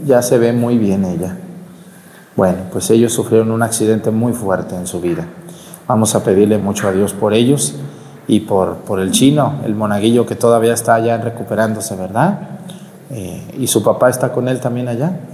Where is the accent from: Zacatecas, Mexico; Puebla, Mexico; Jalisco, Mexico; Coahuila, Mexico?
Jalisco, Mexico; Mexticacán; now in La Mojonera, Mexico; mi pueblo Mestigacán